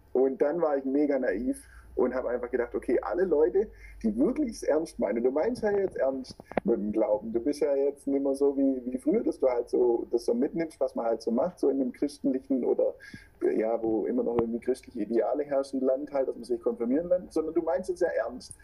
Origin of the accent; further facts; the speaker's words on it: Swabia, Baden-Württemberg, Germany; accent: Schwäbisch; now in Stuttgart, Germany; ich wohne in Stuttgart, was man bei mir auch hört. Ähm, also das Schwäbisch kommt auf jeden Fall durch.